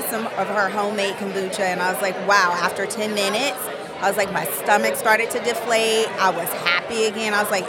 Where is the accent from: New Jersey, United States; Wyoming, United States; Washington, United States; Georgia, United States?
Georgia, United States; Atlanta; now in Tallahassee, United States; I am originally from Atlanta, Georgia, but I moved down here to Tallahassee.